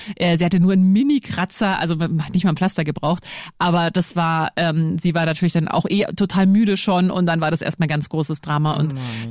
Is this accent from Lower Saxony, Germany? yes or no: no; Lower Bavaria, Germany; Du, ich bin ja auch in Niederbayern aufgewachsen